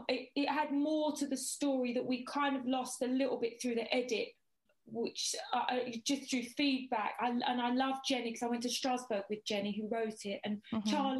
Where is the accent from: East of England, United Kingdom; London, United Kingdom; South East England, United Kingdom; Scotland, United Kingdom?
East of England, United Kingdom; Westcliff-on-Sea; moved away; also born or lived in Romford / Dagenham / Thorpe Bay / South Woodham Ferrers; Lived in Dagenham, Dagenham. Then we moved, I think I was about four, we moved to Westcliff-on-Sea, where I went to school at Earls Hall.